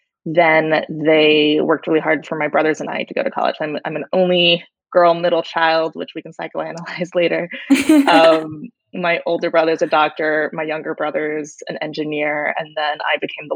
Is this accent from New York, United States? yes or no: no; Austin, Texas, United States; moved away as an adult; also born or lived in Washington, D.C.; now in California, United States; I was born and raised there.